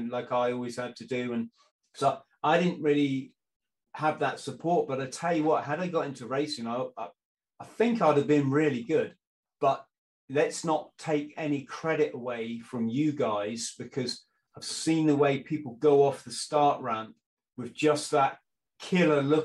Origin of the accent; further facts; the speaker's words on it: South West England, United Kingdom; I was living in the southwest, so a long way from London